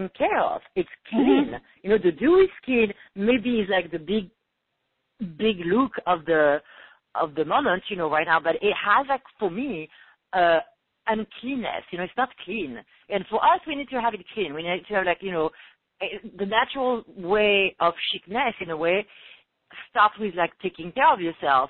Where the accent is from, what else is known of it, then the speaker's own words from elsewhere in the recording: Paris, Île-de-France, France; born and raised in Paris